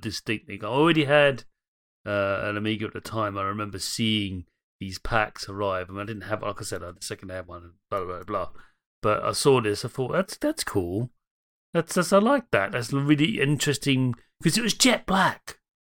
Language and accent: English; London, United Kingdom; I'm from Dem Londons